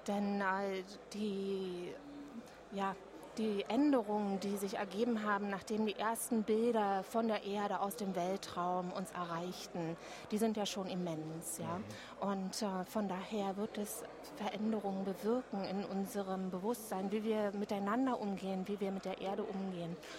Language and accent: German; Berlin, Germany; als Berlinerin